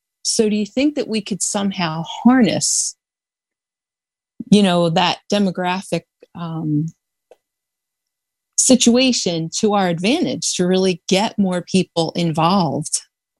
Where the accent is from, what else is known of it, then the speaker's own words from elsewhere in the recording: Delaware, United States; And we're a very small state. I'm from Delaware, so we struggle, but we hang in there